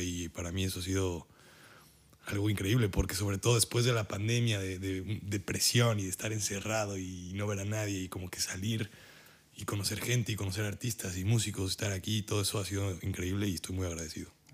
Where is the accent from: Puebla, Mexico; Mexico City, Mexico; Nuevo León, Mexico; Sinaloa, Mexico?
Puebla, Mexico; moved away as an adult; now in Germany; yo soy de Puebla, de México